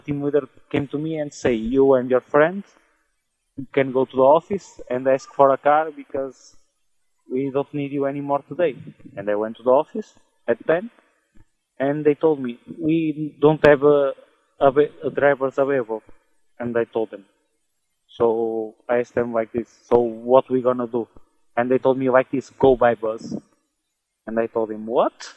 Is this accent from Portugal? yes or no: yes; Portugal; moved away as an adult; also born or lived in England; now in Netherlands; I'm from Portugal, and I'm in Netherlands